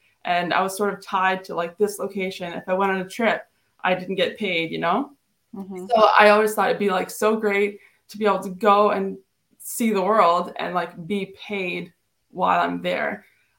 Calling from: New Brunswick, Canada; I'm calling from New Brunswick, Canada.

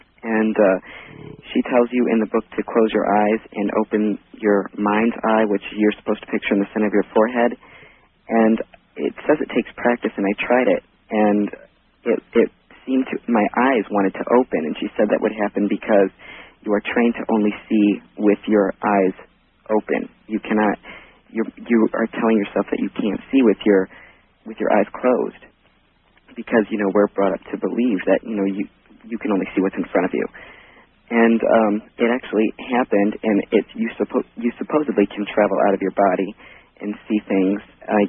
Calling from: Elmore, Ohio, United States; I'm calling from Elmore, Ohio.

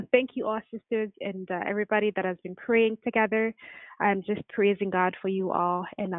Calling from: Vancouver, British Columbia, Canada; I'm calling from Vancouver.

